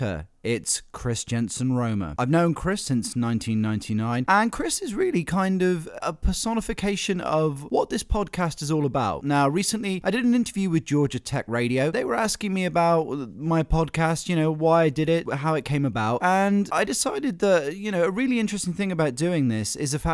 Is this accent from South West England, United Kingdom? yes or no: yes; Cornwall, South West England, United Kingdom; I grew up in Cornwall, so Cornwall is a place very much of ghost stories